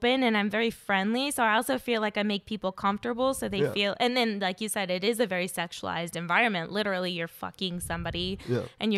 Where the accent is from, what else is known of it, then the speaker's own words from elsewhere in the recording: Inland Empire, California, United States; moved away as an adult; also born or lived in Los Angeles; I grew up in the Inland Empire, and I moved to L.A. when I was 20